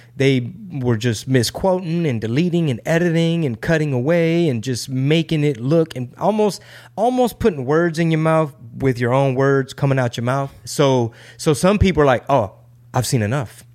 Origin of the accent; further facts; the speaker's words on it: Texas, United States; I'm a Texan